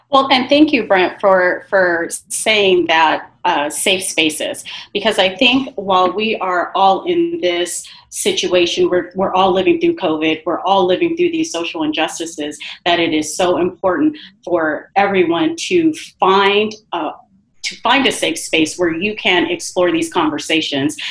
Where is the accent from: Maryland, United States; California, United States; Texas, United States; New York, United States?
California, United States; Rialto; I grew up in Rialto, but I work in Colton because I want to work close to my community